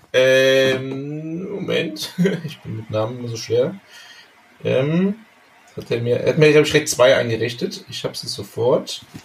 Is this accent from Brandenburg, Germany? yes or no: no; Bergisch Gladbach, North Rhine-Westphalia, Germany; now in Panama; in der Nähe von meiner Heimatstadt Bergisch Gladbach, das ist in, im Rheinland